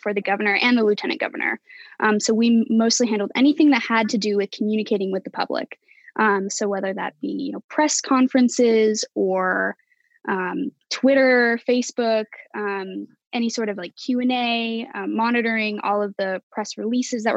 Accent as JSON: {"language": "English", "town": "Salt Lake City", "region": "Utah", "country": "United States", "tie": "born or raised there", "moved": "as an adult", "lives_now": "Washington, United States", "said": "I actually stayed in my hometown of Salt Lake City, Utah"}